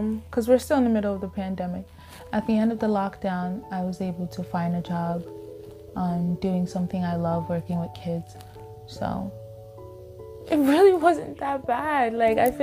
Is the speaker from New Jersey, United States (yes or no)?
no; New York City, New York, United States; moved away as an adult; we're originally from Staten Island, but we weren't living in Staten Island anymore. It was the pandemic that brought us back home